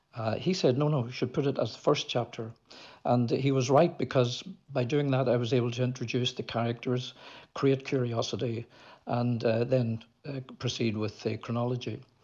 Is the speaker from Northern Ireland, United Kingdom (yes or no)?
yes; Belfast, Northern Ireland, United Kingdom; moved away; also born or lived in Moscow; I was growing up in Belfast